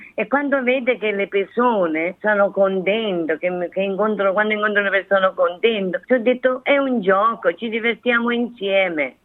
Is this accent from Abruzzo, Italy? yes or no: no; Guardia Sanframondi, Campania, Italy; moved away; Provincia di Benevento, il mio paese si chiama Guardia San Ramondi